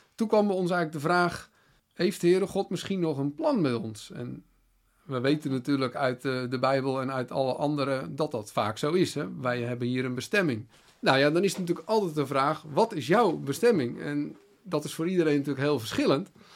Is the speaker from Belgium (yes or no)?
no; Netherlands